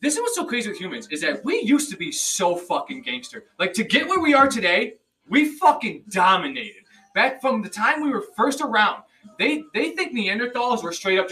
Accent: United States; I am a Native American because I was born in America. My mother was born in America

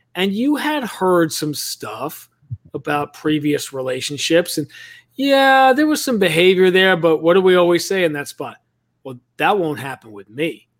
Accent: New York City, New York, United States; moved away; I grew up in Greenwich Village in New York City

